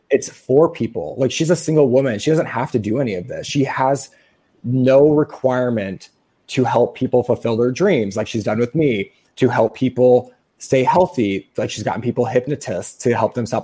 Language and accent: English; Midwest, United States; I'm from the Midwest